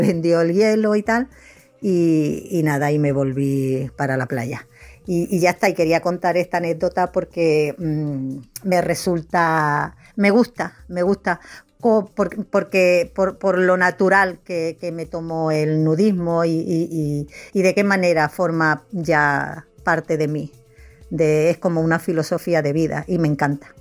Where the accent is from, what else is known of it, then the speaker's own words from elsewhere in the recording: Málaga, Andalusia, Spain; soy de Málaga